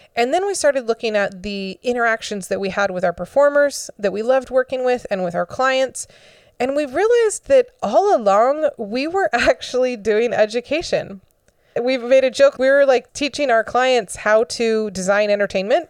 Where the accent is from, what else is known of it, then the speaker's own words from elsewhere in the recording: Florida, United States; I grew up in Florida and I've been through a lot of hurricanes